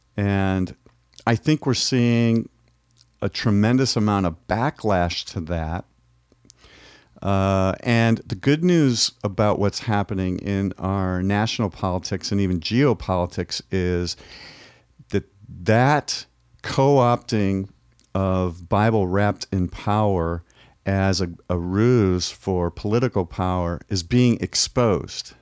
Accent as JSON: {"language": "English", "country": "United States"}